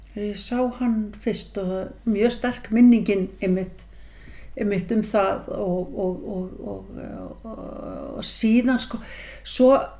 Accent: Mosfellsbær, Capital Region, Iceland; við fluttum semst upp í Mósesbæð þegar ég er 8 ára

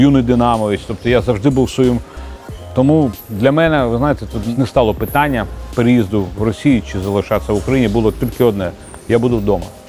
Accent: Kyiv, Ukraine; Я виріс в Києві

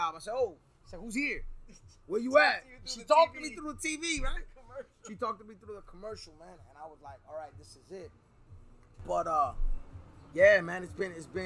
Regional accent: New York City, New York, United States; also born or lived in Queens, New York / Woodhaven, New York; now in Miami area, United States; I'm a New Yorker. I'm from Brooklyn

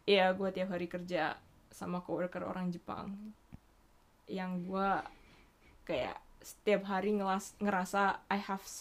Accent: Bali, Indonesia; moved away as an adult; now in Japan; I'm half Japanese tapi gue besarnya di Indo gue besarnya mm. di hmm. Bali terus sampai mm. SMA gue SMA negeri

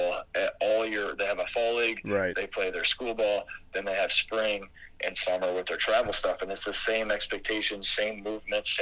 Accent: Minnesota, United States; I'm from Minnesota

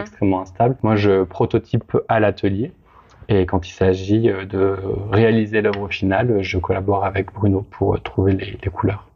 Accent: Grenoble, Auvergne-Rhône-Alpes, France; je viens de Grenoble

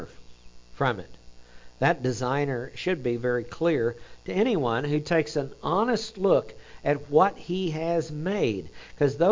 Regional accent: Oklahoma, United States; accent: Oklahoma; my Oklahoma accent comes out

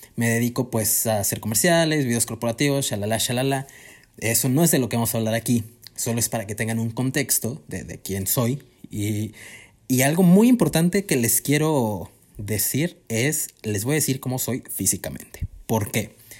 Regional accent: Cuernavaca, Morelos, Mexico; moved away; yo también soy foráneo, eh, vaya, venimos de Cuernavaca los dos

